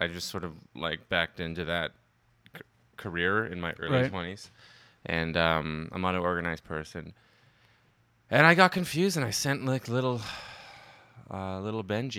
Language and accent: English; Ottawa, Ontario, Canada; I'm from Ottawa, you know, just a friendly Canadian boy